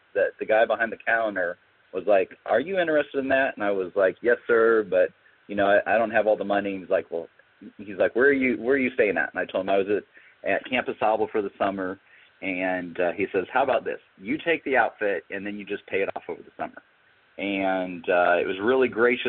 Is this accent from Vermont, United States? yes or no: no; Lansing, Michigan, United States; I grew up in Lower Michigan, so around the Lansing area